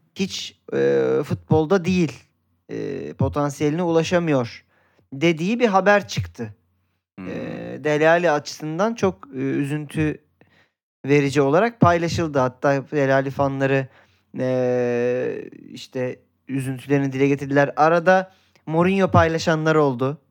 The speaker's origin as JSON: {"language": "Turkish", "area": "Göztepe", "region": "İzmir", "country": "Turkey", "tie": "born or raised there", "said": "Göztepe taraftarıyım. Çocukluğum orada geçti"}